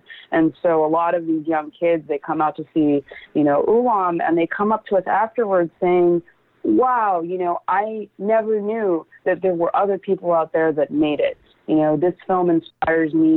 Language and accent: English; Los Angeles, California, United States; I'm from the LA area originally